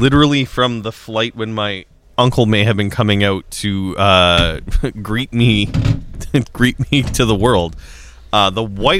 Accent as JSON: {"language": "English", "region": "Saskatchewan", "country": "Canada", "also_born_or_lived": "Yellowknife", "said": "I was born in the Northwest Territories, and I would talk about my Saskatchewan-ness, but I think a lot of people don't know I was born in Yellowknife."}